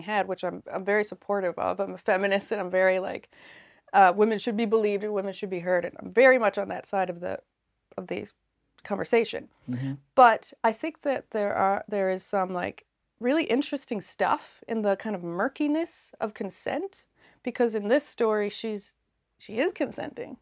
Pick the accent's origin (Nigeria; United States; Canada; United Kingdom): Canada; Yarmouth, Nova Scotia; also born or lived in Labrador; I grew up in Yarmouth, Nova Scotia